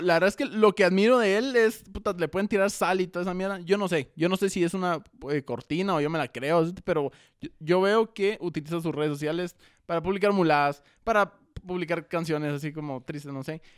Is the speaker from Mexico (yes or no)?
no; Guatemala